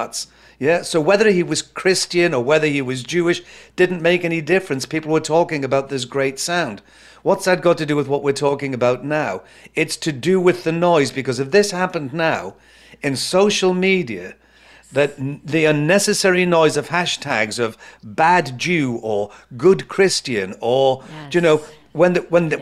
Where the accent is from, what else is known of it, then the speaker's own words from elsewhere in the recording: Newcastle upon Tyne, North East England, United Kingdom; my hometown in the city of Newcastle in the UK